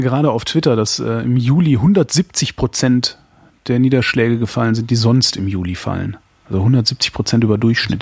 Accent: Cologne, North Rhine-Westphalia, Germany; ich komme jetzt nun äh, aus Köln

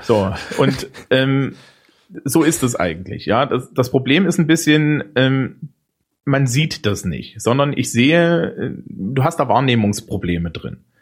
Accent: East Germany, Germany; Bei uns im Osten

